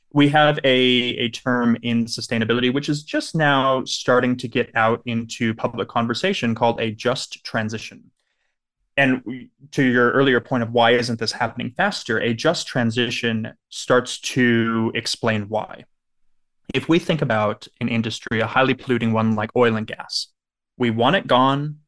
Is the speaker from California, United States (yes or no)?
yes; Southern California, United States; I grew up in Southern California